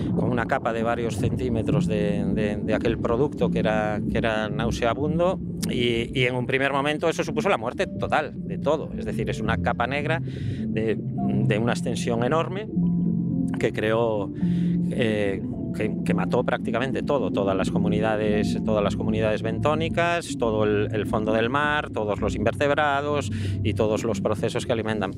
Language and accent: Spanish; Corrubedo, Galicia, Spain; estuve en mi pueblo, que es Corrubedo